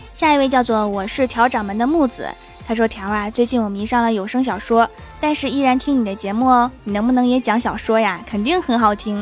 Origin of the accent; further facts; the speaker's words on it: Northeast China, China; 我们这儿又没风，还不下雨，就剩下热了